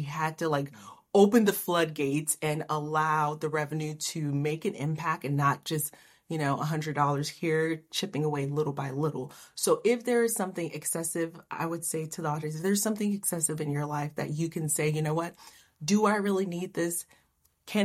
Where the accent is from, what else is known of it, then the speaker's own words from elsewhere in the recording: Haiti; moved away; also born or lived in Miami; I'm from Haiti